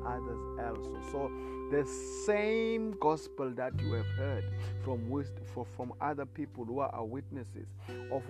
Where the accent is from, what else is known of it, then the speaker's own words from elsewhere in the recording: South Africa; I come from South Africa